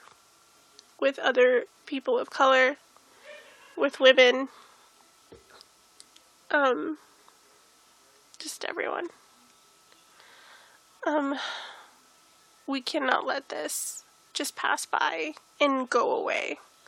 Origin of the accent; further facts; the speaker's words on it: United States; We're American.